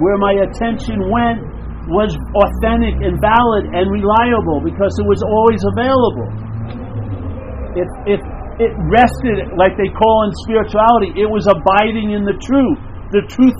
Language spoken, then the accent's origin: English; Long Island, New York, United States; now in San Francisco, United States; I'm from Long Island, New York.